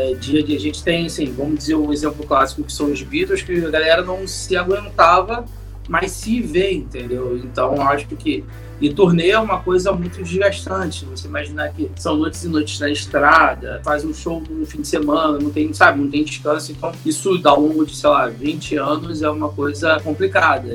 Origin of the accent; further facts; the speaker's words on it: Rio de Janeiro, Brazil; eu sou do Rio de Janeiro